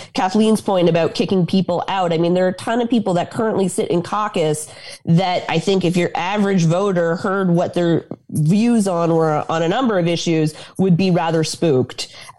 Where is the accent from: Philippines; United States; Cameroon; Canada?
Canada; Granby, Quebec; as somebody who grew up in Granby